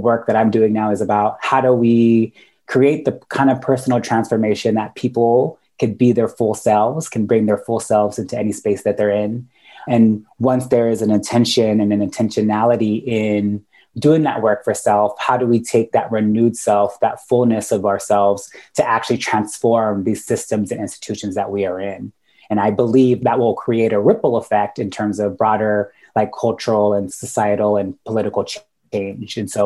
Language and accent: English; Sacramento, California, United States; also born or lived in Guam / San Francisco Bay Area; raised most of my life in California. I spent most of it in Sacramento